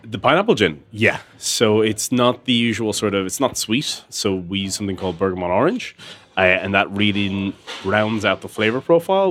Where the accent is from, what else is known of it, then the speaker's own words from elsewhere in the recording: Tullamore, Leinster, Ireland; I grew up in Tullamore, and it was a small little town